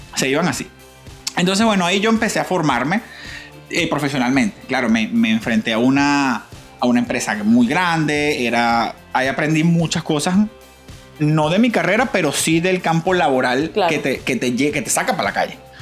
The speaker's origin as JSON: {"language": "Spanish", "town": "Valencia", "region": "Carabobo", "country": "Venezuela", "tie": "born or raised there", "moved": "as an adult", "lives_now": "Florida, United States", "said": "yo soy de Valencia"}